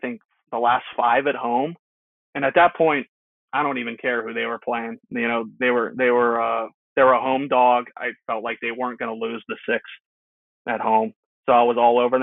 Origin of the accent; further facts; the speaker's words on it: Pittsburgh, Pennsylvania, United States; I'm from Pittsburgh